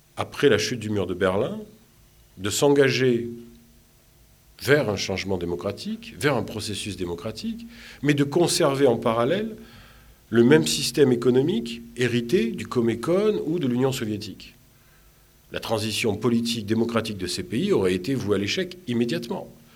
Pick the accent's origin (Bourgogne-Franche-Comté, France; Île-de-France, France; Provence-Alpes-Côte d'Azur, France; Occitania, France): Provence-Alpes-Côte d'Azur, France; Marseille; moved away as an adult; also born or lived in Tunisia; now in Tunis, Tunisia; je suis méditerranéen, je suis de Marseille